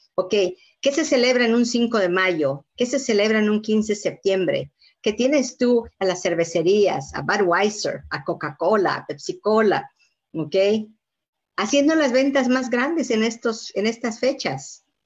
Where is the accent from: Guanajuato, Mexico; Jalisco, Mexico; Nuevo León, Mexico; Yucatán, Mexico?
Yucatán, Mexico; moved away; Yo soy de Yucatán